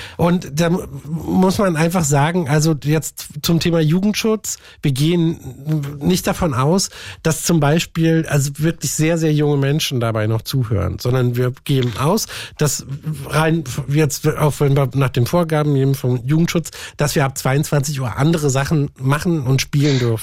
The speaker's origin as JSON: {"language": "German", "region": "Berlin", "country": "Germany", "said": "ich komme auch aus Lichtenberg"}